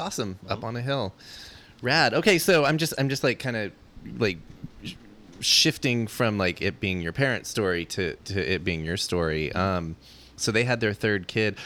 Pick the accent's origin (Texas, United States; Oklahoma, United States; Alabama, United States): Texas, United States; moved away; I'm from Texas as well